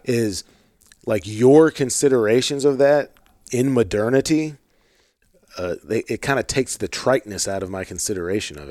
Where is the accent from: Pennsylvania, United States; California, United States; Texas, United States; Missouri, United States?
Missouri, United States; St. Louis; I grew up in Saint Louis